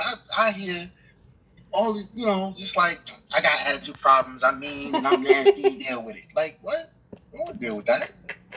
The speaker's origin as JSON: {"language": "English", "town": "New York City", "region": "New York", "country": "United States", "said": "That's where I'm from. I'm from Brooklyn, New York."}